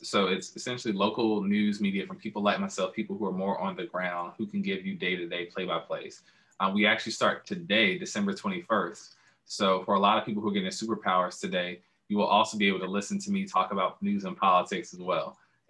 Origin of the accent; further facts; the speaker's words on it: Atlanta, Georgia, United States; moved away as an adult; also born or lived in New York City; I'm from Atlanta, born and raised. I spent a lot of time also in my adult life living in and out of New York City.